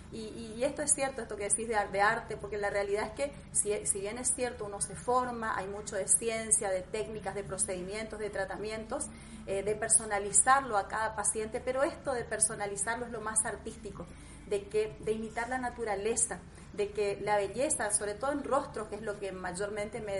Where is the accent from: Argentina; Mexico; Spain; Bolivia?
Argentina; Leandro N. Alem, Misiones; Soy misionera, sí, soy de Leandro Nalé Misiones, del interior de Misiones. Este, bueno, es un pueblo que hoy ya es ciudad